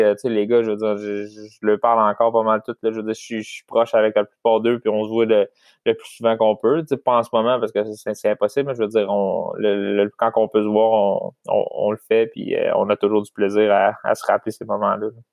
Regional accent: Saint-Louis-de-France, Quebec, Canada; je viens de Saint-Louis de France, c'est vraiment proche de Shawinigan

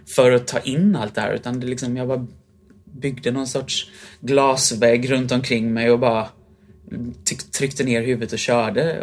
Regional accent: Sweden; moved away as an adult; also born or lived in Germany / London / Vienna; hemma i Sverige

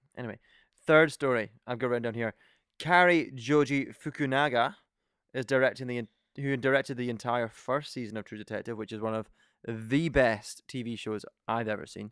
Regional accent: Scotland, United Kingdom; We're from Scotland

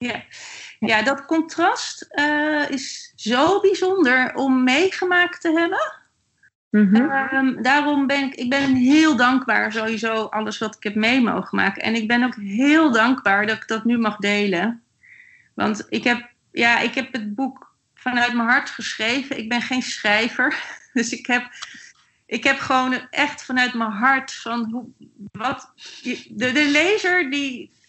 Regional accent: Netherlands; En dat kunnen wij ook niet hebben als Nederlanders.

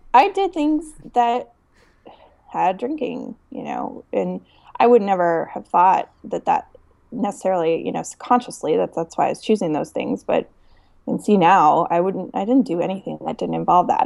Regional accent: Denver, Colorado, United States; I grew up loving it in Denver

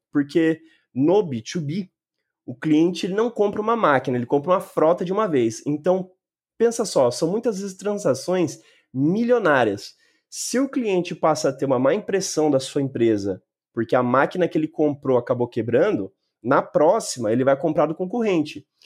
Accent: Mogi das Cruzes, São Paulo, Brazil; eu nasci e moro em Mogi das Cruzes, na região metropolitana de São Paulo.

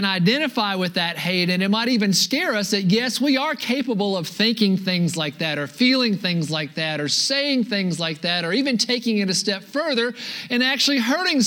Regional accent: United States; being an American

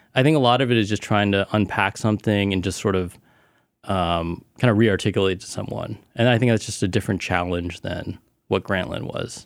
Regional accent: Cupertino, California, United States; also born or lived in Illinois / Plano, Texas / Richardson, Texas / Taiwan; I spent most of my life in the Bay Area, mm-hmm. Cupertino.

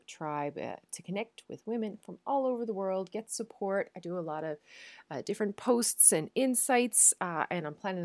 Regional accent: Newfoundland and Labrador, Canada; moved away as an adult; now in Netherlands; I am a Newfoundlander and Canadian, and I am coming to you from a city just south of Amsterdam in the Netherlands.

